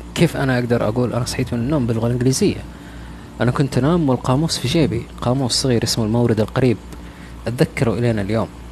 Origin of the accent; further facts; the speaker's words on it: Taif, Makkah Province, Saudi Arabia; أنا آه، من الطائف أساسا